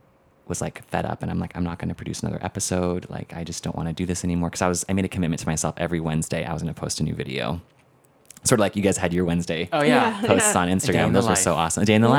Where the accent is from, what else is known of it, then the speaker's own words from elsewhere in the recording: Philippines; That is my middle name by default of being Filipino.